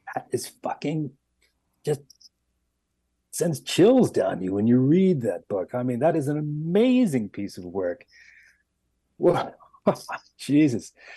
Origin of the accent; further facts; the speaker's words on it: Miami, Florida, United States; moved away; I was born and raised in Miami